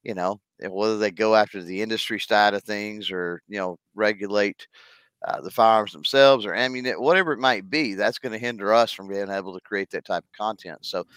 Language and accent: English; Texas, United States; being from Texas